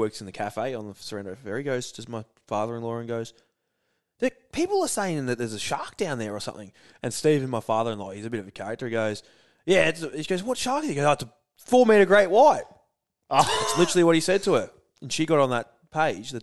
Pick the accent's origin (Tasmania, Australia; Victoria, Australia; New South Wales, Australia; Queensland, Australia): Victoria, Australia; I'm from Victoria